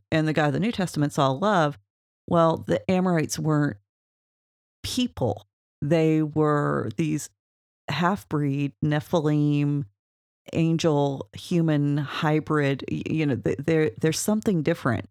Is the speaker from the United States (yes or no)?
yes; Oklahoma, United States; We're from Oklahoma.